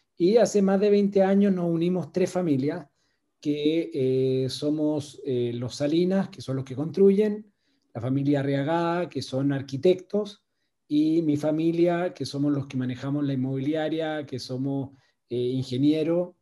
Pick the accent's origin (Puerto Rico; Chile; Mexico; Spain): Chile; moved away as an adult; also born or lived in Venezuela / Brazil; viví en Venezuela trabajando por la empresa y en Brasil. Y cuando llegó el momento de volver a Chile